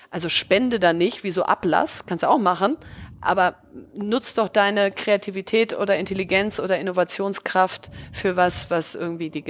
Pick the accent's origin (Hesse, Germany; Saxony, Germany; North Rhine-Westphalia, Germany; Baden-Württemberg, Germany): North Rhine-Westphalia, Germany; Bielefeld; ich komme aus Bielefeld, äh, was ja äh, irgendwie erstmal keine Stadt ist, wo alle irgendwie vor Glück Juhu schreien